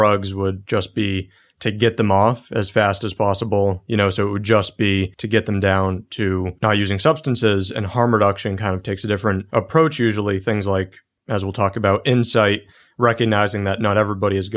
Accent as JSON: {"language": "English", "country": "United States", "said": "as an American"}